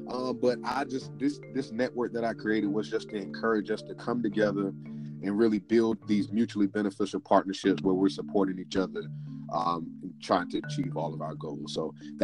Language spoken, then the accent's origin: English; Durham, North Carolina, United States; moved away as an adult; now in Newport News, United States; born and raised in Durham, North Carolina. I've been up in Virginia, Newport News, Virginia, since 2011